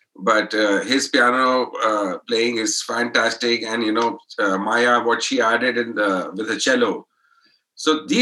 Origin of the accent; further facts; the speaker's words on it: Allahabad, Uttar Pradesh, India; we come from Allahabad.